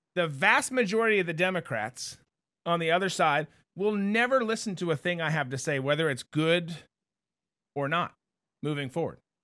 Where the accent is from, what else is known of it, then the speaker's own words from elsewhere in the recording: Minnesota, United States; growing up in Minnesota